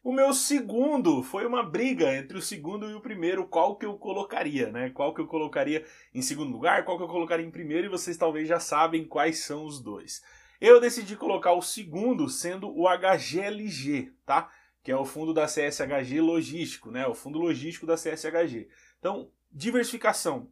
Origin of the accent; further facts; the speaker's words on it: Santa Catarina, Brazil; eu sou de Santa Catarina